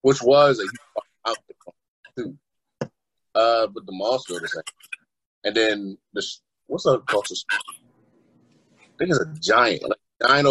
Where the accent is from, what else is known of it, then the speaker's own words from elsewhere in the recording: Hyattsville, Maryland, United States; also born or lived in Wheaton, Maryland / Indiana; I lived most of my life in growing up wise in Hinesville, Maryland